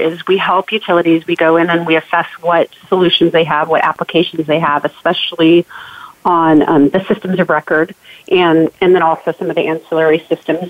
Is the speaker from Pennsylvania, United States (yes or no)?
no; Portland, Oregon, United States; now in Atlanta, United States; I actually grew up in Portland, Oregon